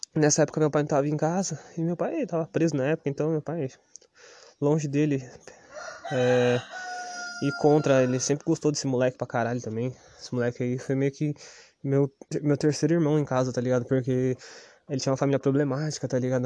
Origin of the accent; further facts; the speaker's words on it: Ubatuba, São Paulo, Brazil; sou do Estufa 2, pô, o Estufa 2, quando eu era moleque, era pior do que Piranguinha